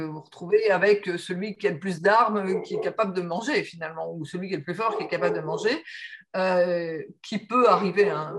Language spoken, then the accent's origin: French; the Nord, Hauts-de-France, France; je suis née dans le Nord, donc euh, Nord qui est la région de la sidérurgie, la région des mines